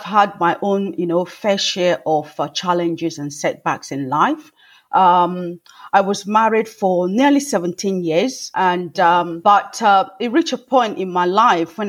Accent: Nigeria; now in England, United Kingdom; I grew up in Africa and Nigeria, to be precise, and at a family of seven.

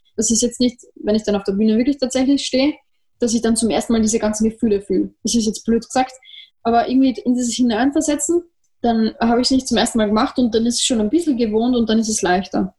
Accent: Vienna, Austria; bei uns in Wien

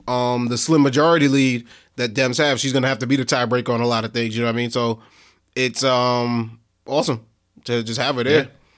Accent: Delaware, United States; Joe, like, I'm from Delaware. I'm from Delaware, yeah.

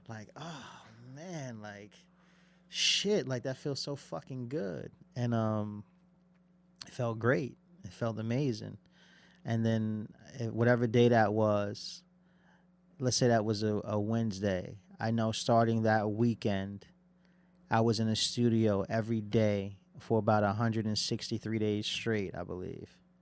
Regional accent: Passaic, New Jersey, United States; where I'm from, I'm from Passaic, New Jersey.

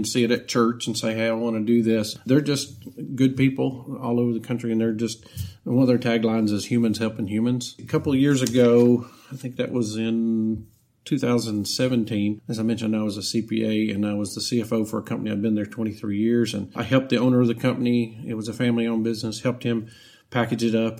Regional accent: Cleveland, Tennessee, United States; moved away as an adult; also born or lived in Chattanooga, Tennessee; now in Pensacola, United States; I was born and raised in Cleveland, Tennessee, which is a relatively small town, probably most well known for Lee University

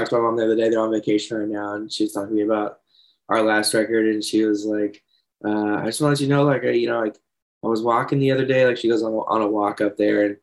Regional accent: Leesburg, Florida, United States; also born or lived in Georgia / Ocala, Florida; I was born in Leesburg, Florida. I lived there until fourth grade

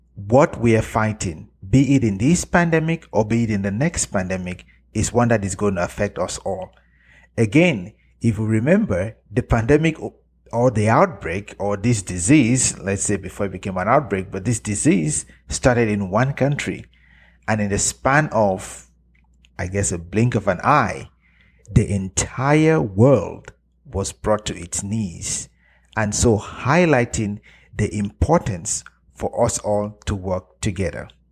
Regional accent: Cameroon; moved away; travel back to Africa, to my home country, Cameroon

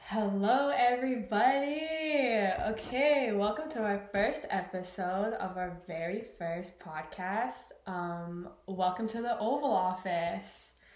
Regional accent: British Columbia, Canada; moved away; I'm originally from Canada, the west coast of Canada to be specific from a little place called BC

